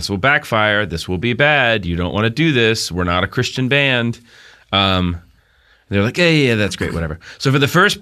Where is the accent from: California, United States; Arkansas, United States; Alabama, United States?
Arkansas, United States; Little Rock; We were all kids who grew up in Southern Baptist world. We grew up in Little Rock.